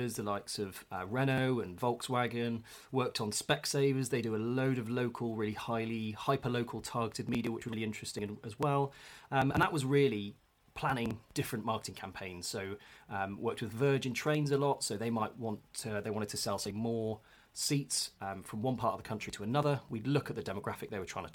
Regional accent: Bristol, South West England, United Kingdom; also born or lived in London; grew up in Bristol and still live here now with a couple of years in London in between

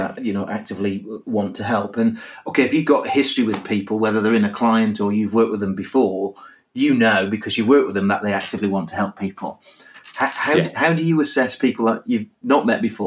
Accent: Burnley, North West England, United Kingdom; I'm from Burnley, so not a million miles away from where you're

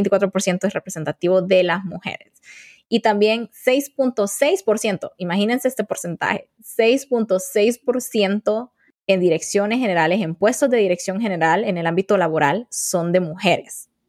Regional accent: Honduras; moved away as an adult; now in United States; soy una mujer hondureña tengo 28 años recién cumplidos, estoy casada, soy la hermana mayor de cuatro hermanos y actualmente estoy estudiando, trabajando y viviendo en los Estados Unidos.

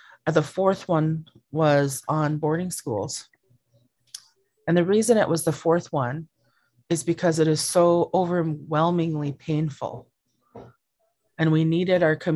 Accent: Southeast Alaska, United States; I come from Qihkwan in the heart of Tlingit Ani in Southeast Alaska

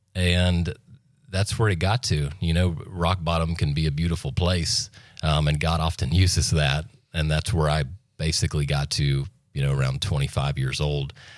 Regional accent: Freeport, Florida, United States; also born or lived in Santa Rosa Beach; Born and raised in Walton County, which is very rare for this area, I've come to find out. Uh, born in Freeport

